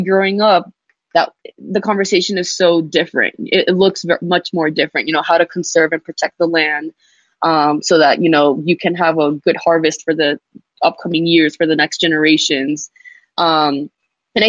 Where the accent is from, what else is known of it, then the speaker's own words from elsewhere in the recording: New York City, New York, United States; also born or lived in Abu Dhabi; I was specifically born and raised in Jamaica, Queens.